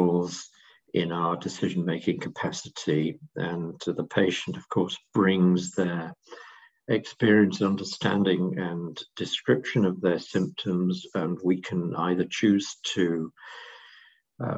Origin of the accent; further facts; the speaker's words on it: England, United Kingdom; I'm speaking, of course, as an Englishman